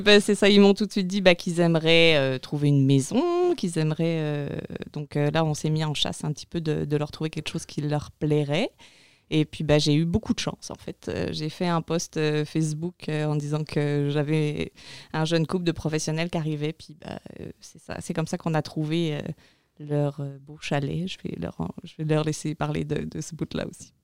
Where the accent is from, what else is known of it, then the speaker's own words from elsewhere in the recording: France; moved away as an adult; also born or lived in Montreal, Canada; now in Maria-Chapdelaine, Canada; je suis française au départ. Et euh, voilà, arrivée au Canada il y a 11 ans maintenant, février 2009